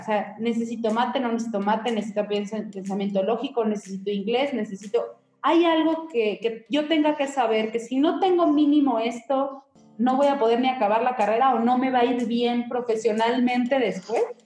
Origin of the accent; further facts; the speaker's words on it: Mexico; todos los mexicanos tuviéramos